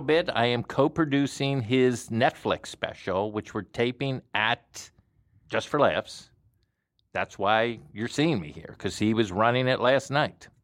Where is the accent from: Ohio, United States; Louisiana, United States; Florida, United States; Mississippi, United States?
Florida, United States; Plantation; moved away as an adult; also born or lived in New York City; I was from Plantation, Florida. Uh, bit of a hick.